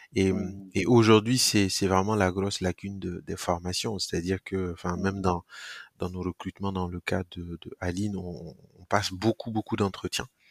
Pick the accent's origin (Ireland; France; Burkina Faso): Burkina Faso; also born or lived in Koudougou; je, grandis au Burkina. Alors, je, je nais particulièrement dans une ville qui s'appelle Koudougou